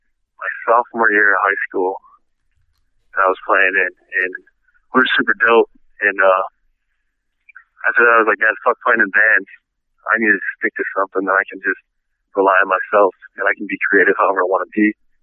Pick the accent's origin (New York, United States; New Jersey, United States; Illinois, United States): Illinois, United States; Chicago; moved away as an adult; now in Indiana, United States; I'm from Chicago. I go to school in Indiana.